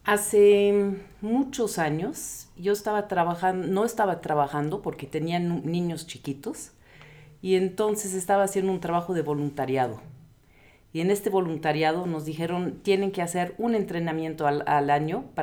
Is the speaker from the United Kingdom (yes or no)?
yes; England, United Kingdom; now in Mexico; como inglesa viviendo en México, yo dije, esto no es lo, que yo necesito, porque